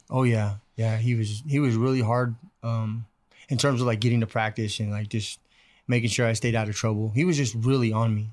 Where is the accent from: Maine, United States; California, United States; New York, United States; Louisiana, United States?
California, United States; Bakersfield; I was able to just stay, go to East High